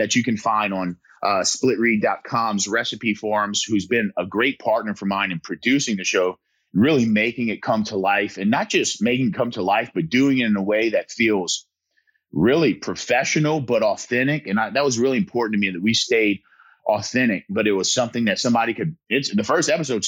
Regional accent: south Louisiana, United States; my hometown

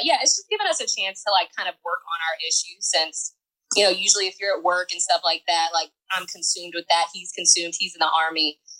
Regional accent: Atlanta, Georgia, United States; I'm from Atlanta, Georgia.

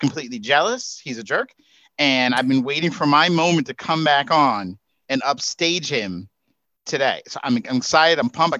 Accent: New York, United States; I'm a New Yorker.

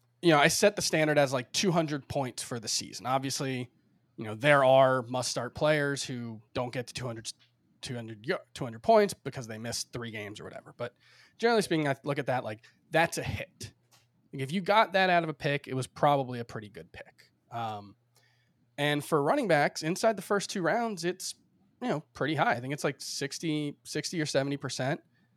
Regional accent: Miami, Florida, United States; moved away as an adult; now in New York, United States; Like I grew up in Miami, spent 31 years there before I moved to New York a year and a half, almost 2 years ago now.

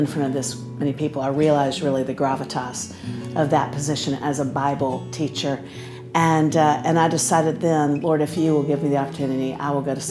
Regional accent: Central Florida, United States; I grew up in Central Florida

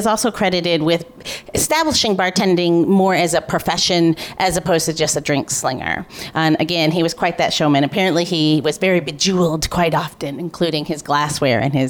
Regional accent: St. Louis, Missouri, United States; my hometown, St. Louis, Missouri

